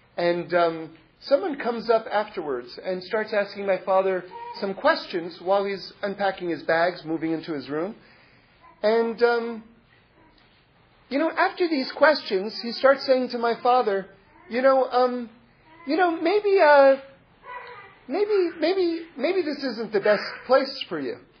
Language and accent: English; New York City, New York, United States; moved away; I grew up in New York City, but I find myself in Los Angeles also